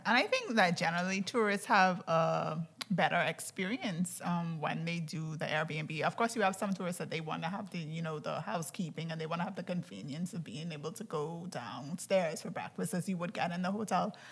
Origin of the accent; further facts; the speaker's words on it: Andros, Bahamas; I'm from Andros